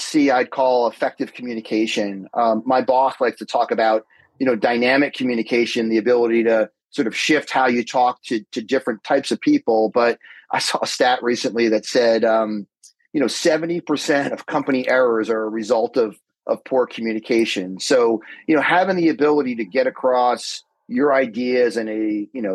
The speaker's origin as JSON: {"language": "English", "town": "Summit", "region": "New Jersey", "country": "United States", "tie": "born or raised there", "also_born_or_lived": "Madison, New Jersey", "said": "I'm born and bred in New Jersey, grew up in Summit."}